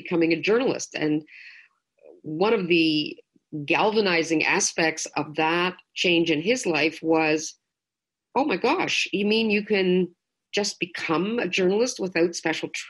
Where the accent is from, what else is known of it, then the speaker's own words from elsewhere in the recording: Toronto, Ontario, Canada; moved away; also born or lived in Quebec; I'm from Toronto originally, but I lived through the most tumultuous period of Quebec's modern history